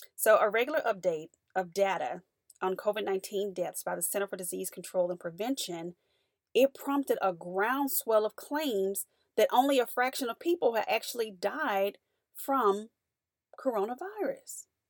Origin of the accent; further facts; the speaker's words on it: United States; as an American